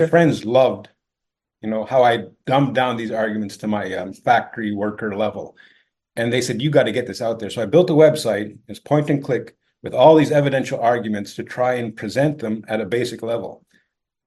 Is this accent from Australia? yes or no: no; Ontario, Canada; I was born and raised in Ontario, Canada